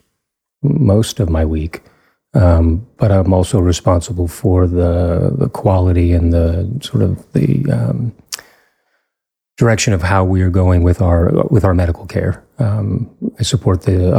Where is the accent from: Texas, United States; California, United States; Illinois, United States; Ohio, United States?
Texas, United States; Fort Worth; also born or lived in Pittsburgh; now in Denton, United States; I grew up in Fort Worth.